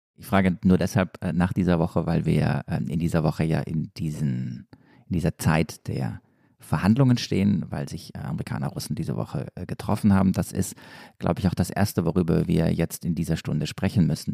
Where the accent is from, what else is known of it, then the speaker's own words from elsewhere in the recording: Stuttgart, Baden-Württemberg, Germany; komme ich ja aus Stuttgart